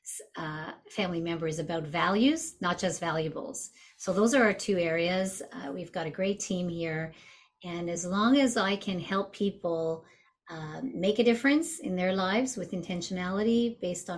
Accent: Montreal, Quebec, Canada; I'm originally from Montreal

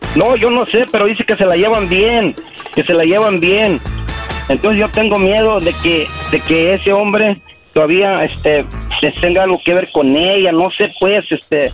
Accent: Guerrero, Mexico; now in United States; en mi pueblo, porque ella estaba allá en Guerrero y yo también

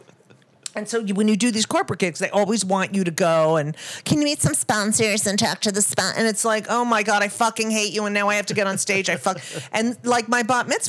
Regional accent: New Jersey, United States; I grew up in New Jersey around Jews and Italians

